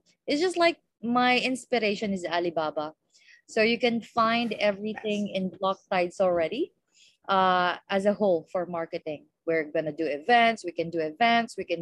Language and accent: English; Philippines; from the Philippines